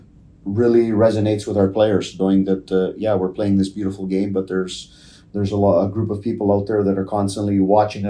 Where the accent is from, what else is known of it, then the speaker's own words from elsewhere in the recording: Toronto, Ontario, Canada; when I was growing up in Toronto, down in the East York area